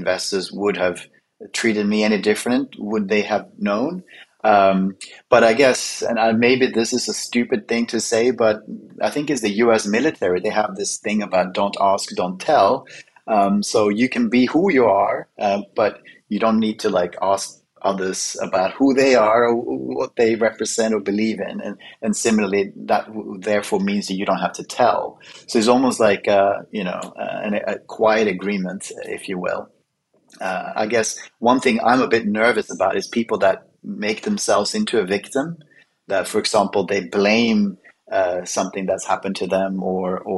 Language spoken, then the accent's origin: English; Sweden; moved away; I was born in Sweden